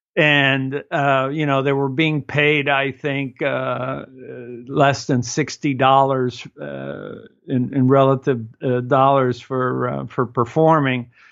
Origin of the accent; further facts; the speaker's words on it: Cuba; moved away; I come from Cuba, and in Cuba, we stand very close to each other